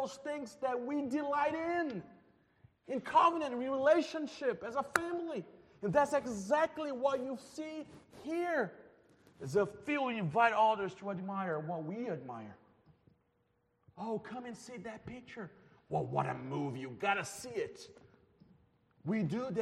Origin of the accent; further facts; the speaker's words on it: Brazil; moved away; I'm from Brazil